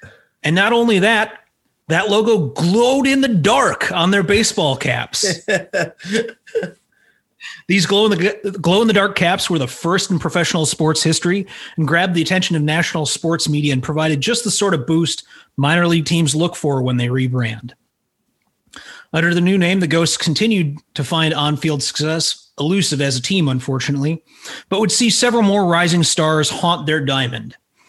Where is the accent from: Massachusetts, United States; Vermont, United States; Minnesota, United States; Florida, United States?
Minnesota, United States; it's actually snowing outside here in Minnesota right now.